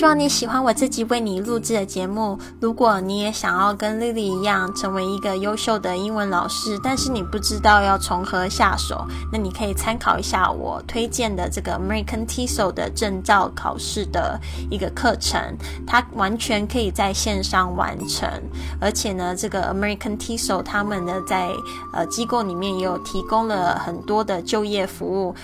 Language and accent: Chinese; Kaohsiung, Taiwan; 我家乡的这个高雄的